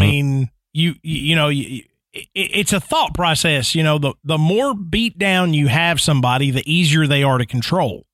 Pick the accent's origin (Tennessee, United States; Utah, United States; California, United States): Tennessee, United States; Nashville; my hometown, Nashville, Tennessee